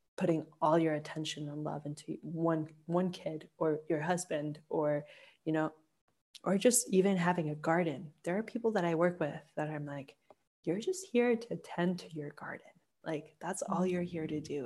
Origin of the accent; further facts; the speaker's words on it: Colombia; I'm from Colombia, I worked with raw emerald